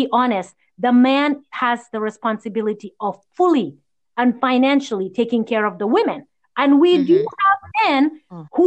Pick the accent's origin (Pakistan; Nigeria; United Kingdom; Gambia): Gambia; now in United States; I grew up in Gambia not knowing it.